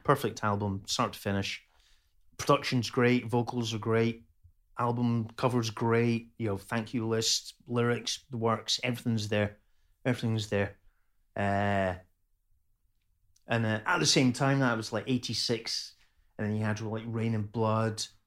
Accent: Dunfermline, Scotland, United Kingdom; moved away as an adult; also born or lived in Plymouth / Edinburgh; now in Liverpool, United Kingdom; So I lived in Pitcairthy from nineteen seventy-seven.

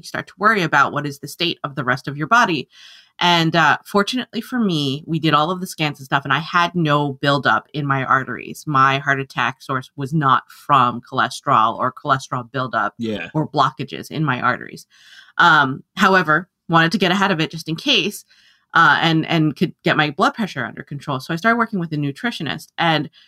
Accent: New Jersey, United States; I'm a Jersey girl

